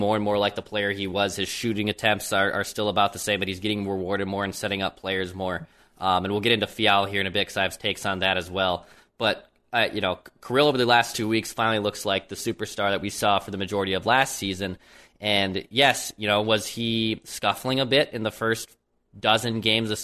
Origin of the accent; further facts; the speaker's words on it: St. Paul, Minnesota, United States; growing up in St. Paul